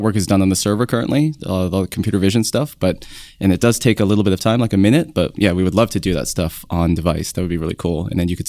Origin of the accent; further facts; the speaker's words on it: Canada; now in San Francisco, United States; I'm a Canadian. I'm an iOS engineer.